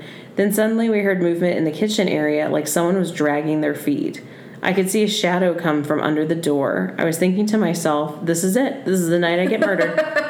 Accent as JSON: {"language": "English", "region": "Texas", "country": "United States", "tie": "born or raised there", "said": "Sorry. I was born and raised in Texas. We got a lot of Texas people."}